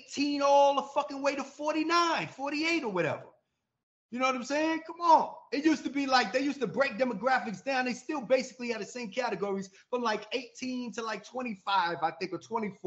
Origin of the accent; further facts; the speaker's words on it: New York, United States; now in Atlanta, United States; I'm in Atlanta. I am from New York, but I've been down, you know, in Atlanta since 2008.